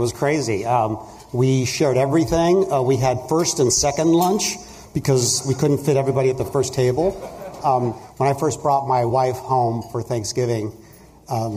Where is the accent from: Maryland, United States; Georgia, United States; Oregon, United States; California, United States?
California, United States; Huntington Beach; I grew up in Huntington Beach, so I was a surfer kid